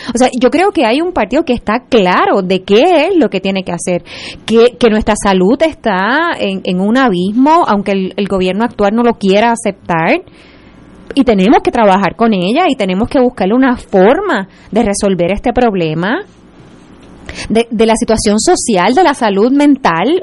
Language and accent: Spanish; Puerto Rico; como puertorriqueños.